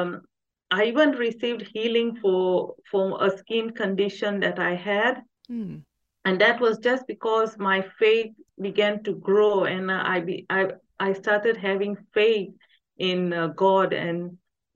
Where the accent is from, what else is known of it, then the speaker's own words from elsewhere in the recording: Tanzania; moved away as an adult; now in England, United Kingdom; I was born there and I grew up in Tanzania. I only came to England in 2007